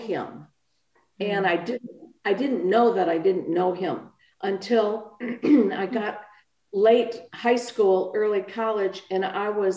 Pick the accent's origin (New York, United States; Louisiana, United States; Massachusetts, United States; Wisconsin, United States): Wisconsin, United States; Milwaukee; I was born in Milwaukee, Wisconsin